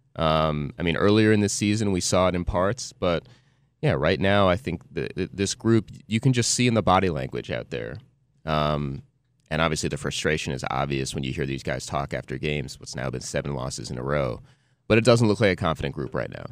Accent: New Jersey, United States; growing up in Jersey

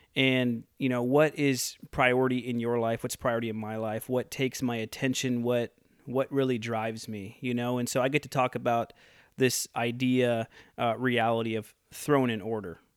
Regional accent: Midwest, United States; now in Oroville, United States; I'm from the Midwest.

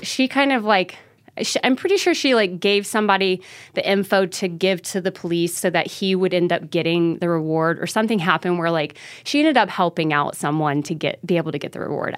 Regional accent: Mobile, Alabama, United States; moved away as an adult; also born or lived in Idaho; I grew up in Mobile, Alabama, like, this, mo, you know, southernmost part of the state

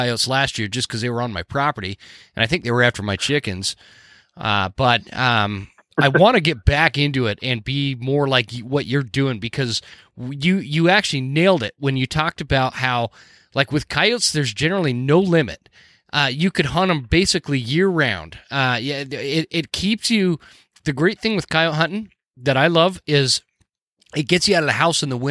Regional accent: Utah, United States; I grew up in Utah.

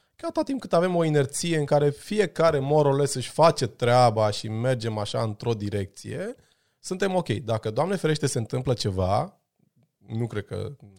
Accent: Brașov, Brașov County, Romania; eu am crescut la Brașov, în spatele blocului cu prietenii mei de o viață

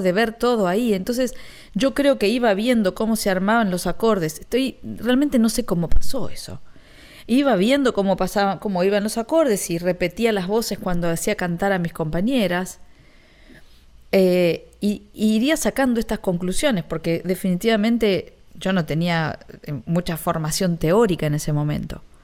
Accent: Ramos Mejía, Buenos Aires Province, Argentina; moved away as an adult; now in Miami, United States; yo soy de Ramos Mejía

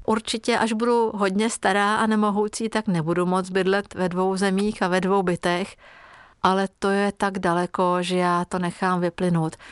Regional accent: Hungary; first language Hungarian; Czech is a second language; moved away as an adult; also born or lived in Czech Republic; now in Prague, Czech Republic; Tu maďarštinu jsem začala opět obnovovat a opravdu to je práce, udržovat si maďarštinu, když žijete v cizině

